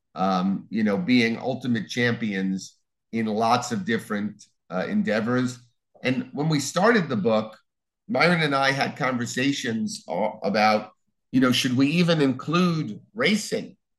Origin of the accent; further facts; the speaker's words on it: Long Island, New York, United States; moved away as an adult; also born or lived in New Orleans; I'm originally from Long Island, uh, went to school in New Orleans, uh, starting with college.